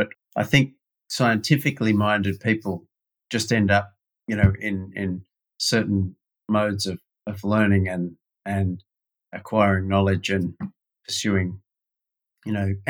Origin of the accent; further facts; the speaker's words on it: Sydney, New South Wales, Australia; But like a lot of other people that grow up in Australia